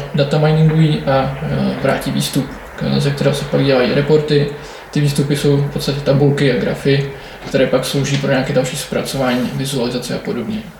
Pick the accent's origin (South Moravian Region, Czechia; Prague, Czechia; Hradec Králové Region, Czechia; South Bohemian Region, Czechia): South Bohemian Region, Czechia; České Budějovice; jsem z Českých Budějovic